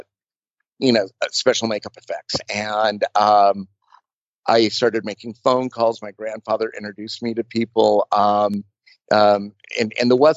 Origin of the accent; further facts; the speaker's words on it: Burbank, California, United States; growing up in Burbank in like the late 60s and early 70s, everybody knew everybody